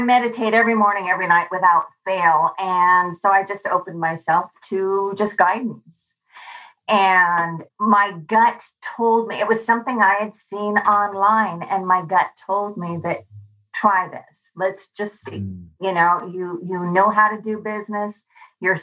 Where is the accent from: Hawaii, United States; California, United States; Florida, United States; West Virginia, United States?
Hawaii, United States; I'm from Hawaii